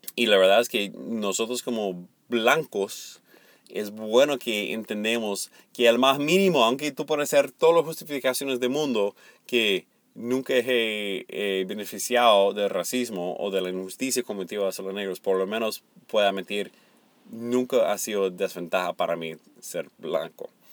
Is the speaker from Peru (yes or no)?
no; the American South, United States; Spanish is a second language; also born or lived in Venezuela; mi familia no es una familia que puede sacar sus raíces de, de los dueños de plantaciones del sur. Más bien, éramos la gente pobre